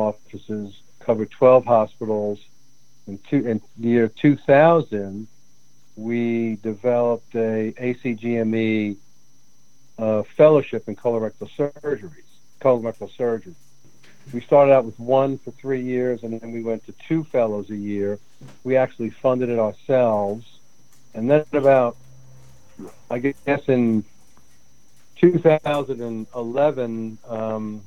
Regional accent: Union City, New Jersey, United States; moved away as an adult; now in New Orleans, United States; I grew up in Union City, New Jersey, second generation Italian.

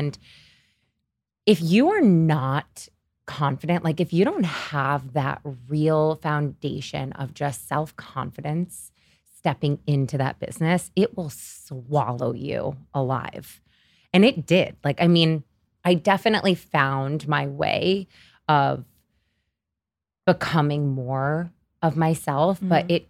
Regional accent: Syracuse, New York, United States; born or raised there; moved away as an adult; now in New York City, United States

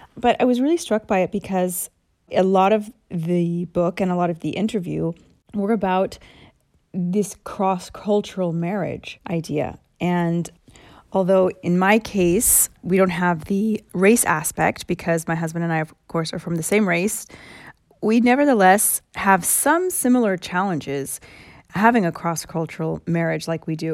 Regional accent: United States; moved away; I'm one hundred percent American

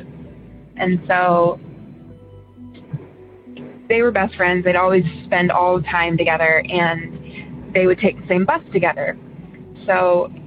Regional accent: Ohio, United States; also born or lived in Elyria, Ohio / Geauga County, Ohio; I'm from Ohio, originally from an area called Elyria, which is a pretty big city-ish area. And I moved to an area with my family when I was in first grade, in a place called Jug County.

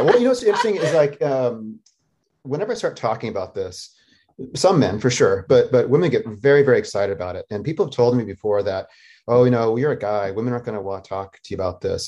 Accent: Northern Arizona, United States; also born or lived in Costa Rica / Denver, Colorado; growing up in Northern Arizona

